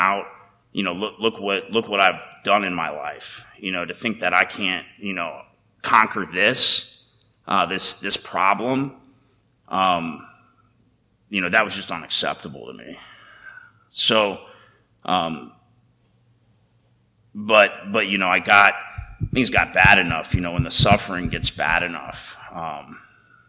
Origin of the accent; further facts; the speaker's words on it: United States; growing up in America